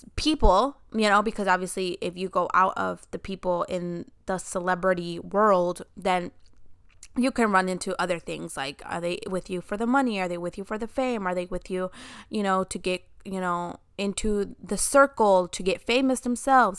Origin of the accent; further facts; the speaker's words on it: Chicago, Illinois, United States; I grew up in Chicago, so I heard the term homie hopping a lot